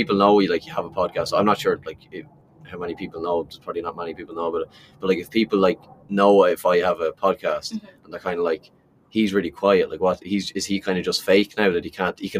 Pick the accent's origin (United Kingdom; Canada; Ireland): Ireland; as an Irish guy